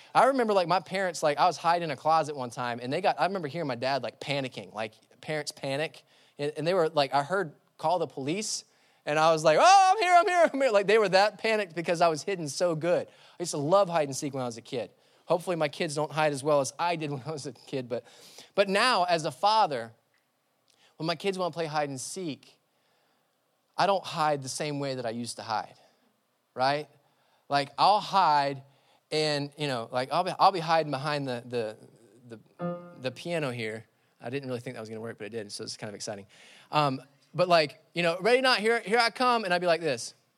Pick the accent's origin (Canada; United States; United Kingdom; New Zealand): United States; Labelle, Florida; I grew up in the sticks. I grew up in Label, Label, Florida